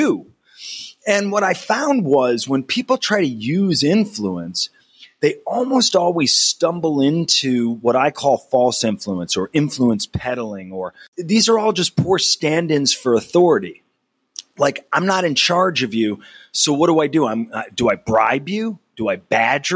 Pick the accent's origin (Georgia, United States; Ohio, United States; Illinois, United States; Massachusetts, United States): Massachusetts, United States; Berkshire Hills; I was born in the Berkshire Hills